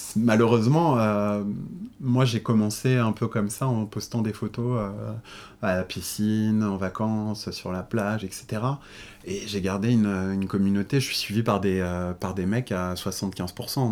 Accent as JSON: {"language": "French", "area": "Paris suburbs", "region": "Île-de-France", "country": "France", "tie": "born or raised there", "lives_now": "Paris, France", "said": "je suis né en banlieue parisienne. Euh, j'ai grandi"}